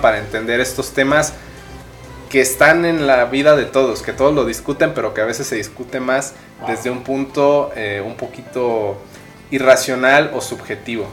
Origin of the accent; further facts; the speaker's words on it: Mexico; así somos los mexicanos